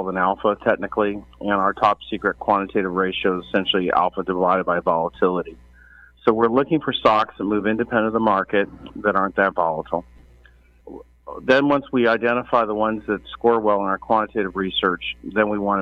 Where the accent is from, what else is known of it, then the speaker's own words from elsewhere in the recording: Berkeley, California, United States; I'm originally from Berkeley, California